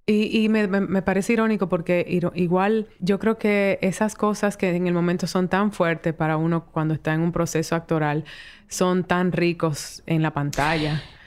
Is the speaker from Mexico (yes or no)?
no; Dominican Republic